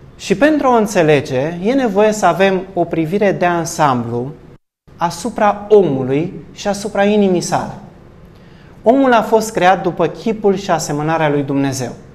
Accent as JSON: {"language": "Romanian", "country": "Romania", "said": "Noi ca și români"}